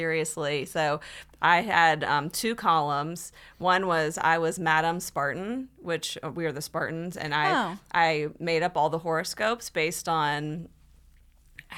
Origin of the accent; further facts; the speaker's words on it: Birmingham, Alabama, United States; I grew up in Birmingham, Alabama, in a community called Mountain Brook